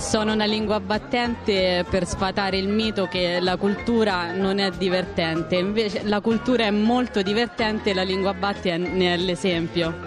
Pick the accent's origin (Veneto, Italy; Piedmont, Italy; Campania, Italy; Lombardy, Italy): Piedmont, Italy; Verbania; vengo dal Lago Maggiore, dalla ridente cittadina di Verbania